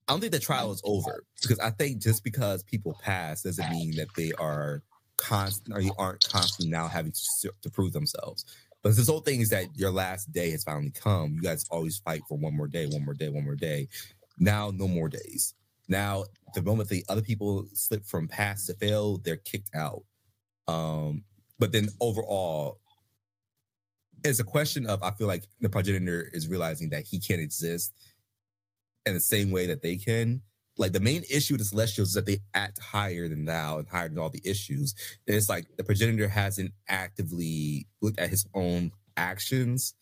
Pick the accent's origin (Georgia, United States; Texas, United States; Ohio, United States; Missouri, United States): Ohio, United States; Columbus; born or raised there